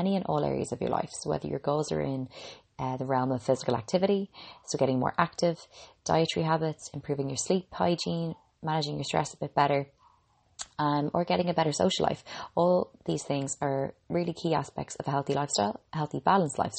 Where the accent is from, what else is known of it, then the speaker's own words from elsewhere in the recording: Ireland; I'm an Irish girl